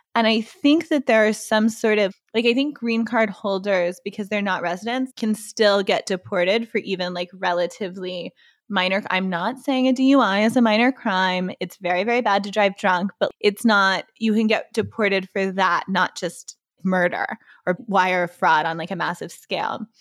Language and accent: English; Waco, Texas, United States; also born or lived in Dallas, Texas; I was born in Dallas, but as somebody who grew up in Waco, Texas